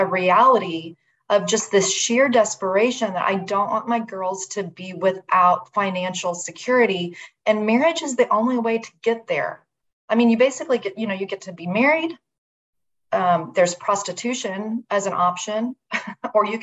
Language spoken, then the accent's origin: English; United States; I'm very American